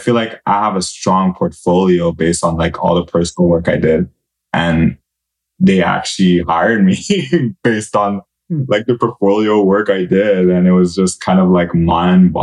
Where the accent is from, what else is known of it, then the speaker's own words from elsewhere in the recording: Montreal, Quebec, Canada; I'm from Montreal